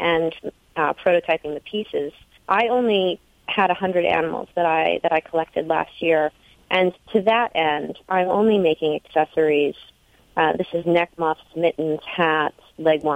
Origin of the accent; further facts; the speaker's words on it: New England, United States; moved away as an adult; also born or lived in Europe; growing up in New England